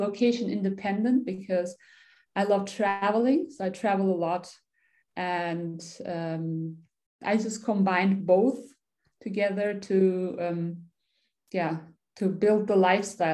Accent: Germany; I'm from Germany, born and raised here. Originally, I'm Turkish.

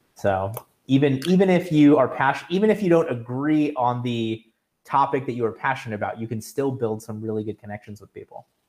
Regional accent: South Florida, United States; I'm from South Florida

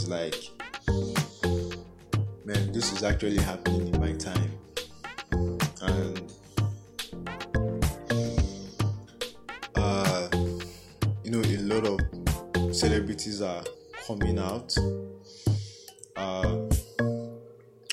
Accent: Nigeria

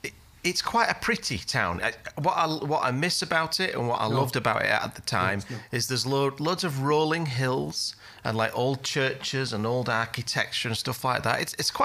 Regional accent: Huddersfield, Yorkshire and the Humber, United Kingdom; now in Canada; I am a Yorkshireman, Huddersfield born and bred.

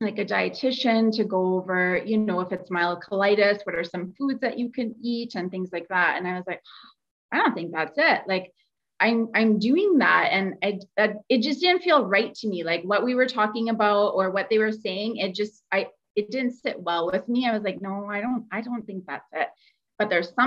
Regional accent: Calgary, Alberta, Canada; now in Edmonton, Canada; I'm originally from Calgary, but live in Edmonton.

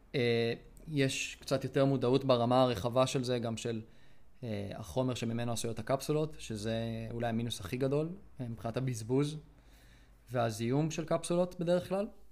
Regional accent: Israel; אני ישראלי

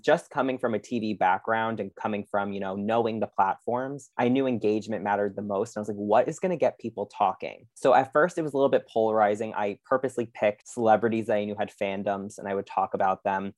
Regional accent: Long Island, New York, United States; I'm obviously from Long Island.

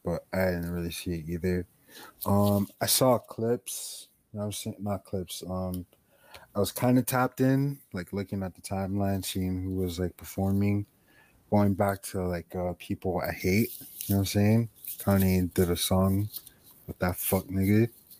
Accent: Miami, Florida, United States; we're from Miami.

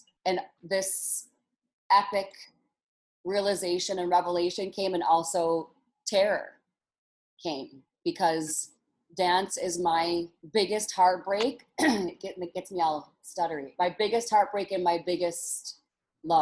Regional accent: Detroit, Michigan, United States; moved away; I'm from Detroit, Michigan, where the underground dance scene was hot and heavy when I was younger

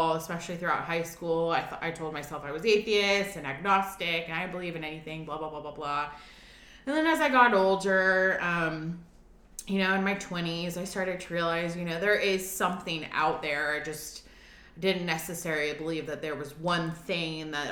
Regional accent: Atlanta, Georgia, United States; moved away as an adult; now in Nashville, United States; I'm originally from Atlanta, born and bred, and moved here to Nashville

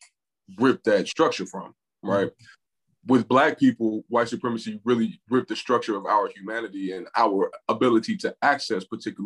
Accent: Nigeria; so in our experience, we're Nigerian, right?

